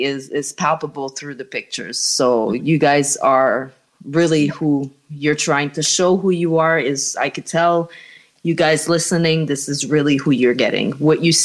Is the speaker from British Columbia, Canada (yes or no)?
no; Montreal, Quebec, Canada; moved away as an adult; now in North Carolina, United States; I'm from Canada originally, from Montreal, Canada. And I moved to North Carolina last year